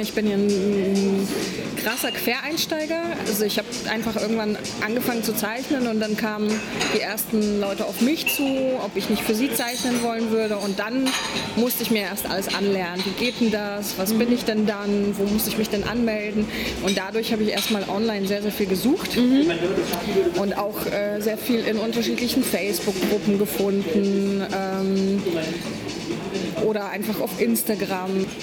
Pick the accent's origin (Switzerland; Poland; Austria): Poland; now in Berlin, Germany; Ich bin ursprünglich Polin